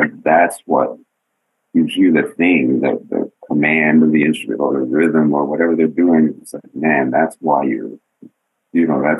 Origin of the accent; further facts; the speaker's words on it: Denver, Colorado, United States; moved away as an adult; I'm from Denver, you know, we didn't really go over people's houses to play